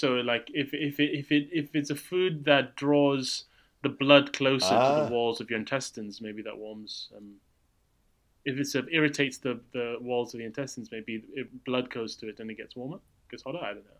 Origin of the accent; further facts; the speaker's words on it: United Kingdom; There's this inescapable feeling of traveling through Europe as a Brit now